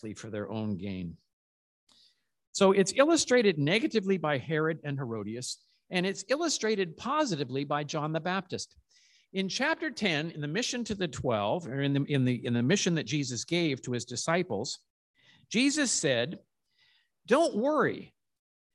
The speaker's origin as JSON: {"language": "English", "town": "Calgary", "region": "Alberta", "country": "Canada"}